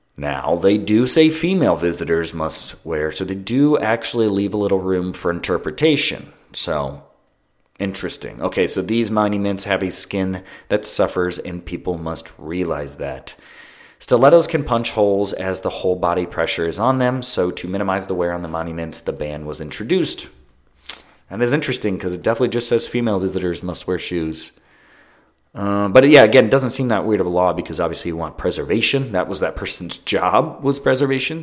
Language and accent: English; Ohio, United States; I'm from Ohio and we have billboards everywhere.